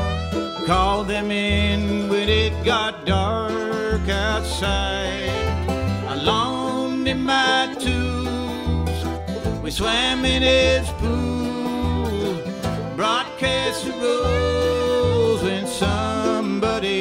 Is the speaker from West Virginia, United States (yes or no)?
yes; Wheeling, West Virginia, United States; moved away as an adult; I grew up in Wheeling, or actually, I lived my first part of my life in Wheeling until I was supposed to be an adult